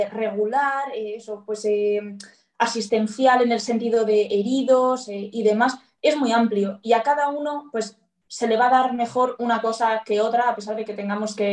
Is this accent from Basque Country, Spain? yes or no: yes; Bilbao, Basque Country, Spain; Y soy de Bilbao y estoy muy contenta con mi policía, por cierto.